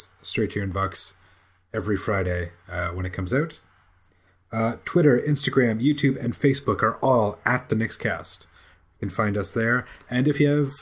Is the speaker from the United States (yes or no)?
no; Canada; as a Canadian